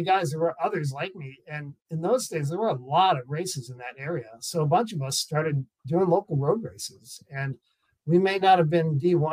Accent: Foxborough, Massachusetts, United States; now in Concord, United States; I grew up in Foxborough, Mass

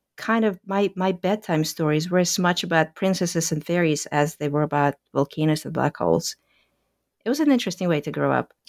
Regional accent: Kazan, Tatarstan, Russia; moved away; I grew up in Russia in a city called Kazan, about four hundred miles northeast of Moscow

